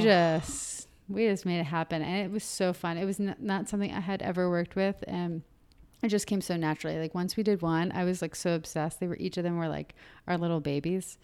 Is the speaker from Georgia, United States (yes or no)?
yes; Marietta, Georgia, United States; moved away as an adult; also born or lived in Athens, Georgia; now in Atlanta, United States; I'm from Marietta, I'm from the burbs.